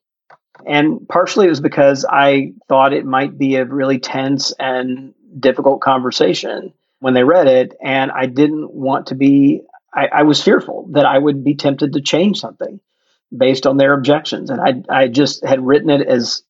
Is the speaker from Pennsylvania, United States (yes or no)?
no; Jackson, Mississippi, United States; my home state of Mississippi